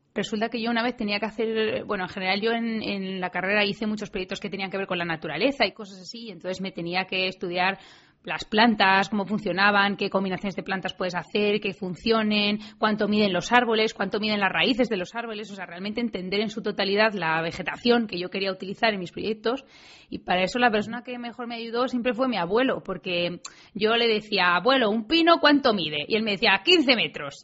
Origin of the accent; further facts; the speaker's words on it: Madrid, Community of Madrid, Spain; yo nací en Madrid, en el centro además